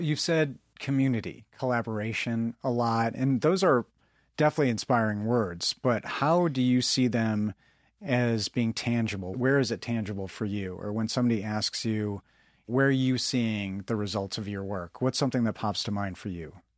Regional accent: Midwest, United States; growing up as a Midwesterner

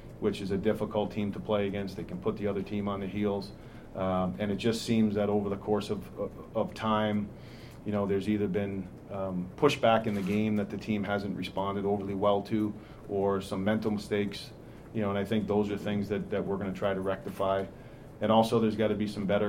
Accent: Rhode Island, United States; now in Nashville, United States; I'm from Rhode Island, and I was a huge Patriots fan

